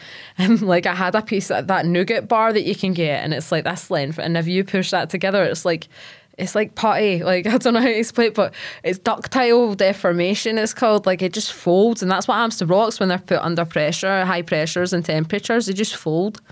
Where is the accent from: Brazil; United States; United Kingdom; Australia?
United Kingdom; Largs, Scotland; I'm from Largs